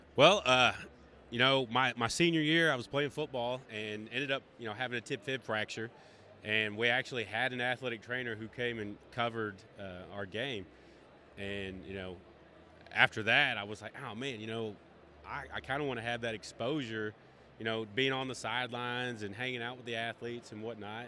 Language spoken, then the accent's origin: English; Greenville, Texas, United States; I am from Greenville, Texas a small town outside of Dallas.